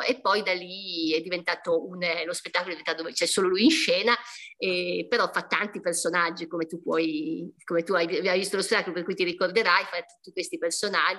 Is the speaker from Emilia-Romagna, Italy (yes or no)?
yes; Modena, Emilia-Romagna, Italy; io sono di Modena